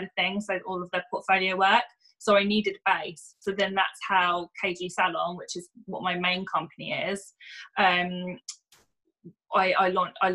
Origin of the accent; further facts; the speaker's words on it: Luton, East of England, United Kingdom; I grew up in Luton originally.